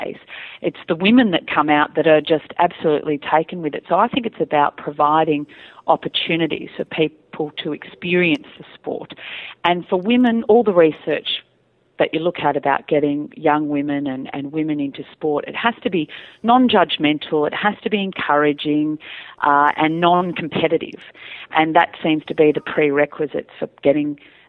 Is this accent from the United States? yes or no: no; Australia; my cousins in the city had access to things that we didn't in the country